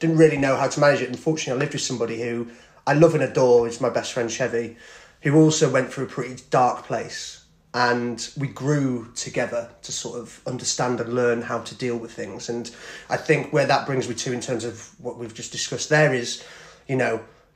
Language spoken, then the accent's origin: English; Thirsk, Yorkshire and the Humber, United Kingdom; moved away; I'm originally from Thirsk in North Yorkshire.